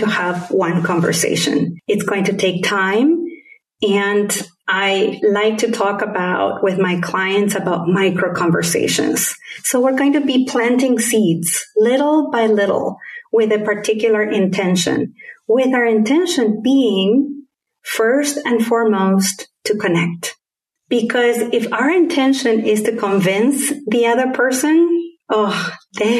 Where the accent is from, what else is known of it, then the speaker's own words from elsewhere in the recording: Argentina; first language Spanish; English is a second language; moved away; also born or lived in Caribbean / United States; my particular accent is a combination of having been brought up in Argentina with Spanish as my first language, and then having lived in different countries in the Caribbean and in the US